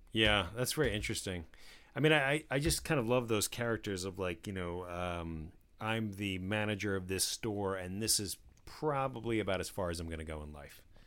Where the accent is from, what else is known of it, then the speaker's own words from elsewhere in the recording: New Jersey, United States; I grew up in New Jersey